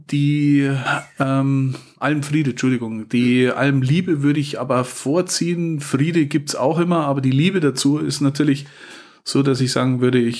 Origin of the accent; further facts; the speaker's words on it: Munich, Bavaria, Germany; born there; Ich bin in München geboren, deswegen sage ich München, weil Lustheim kennt keiner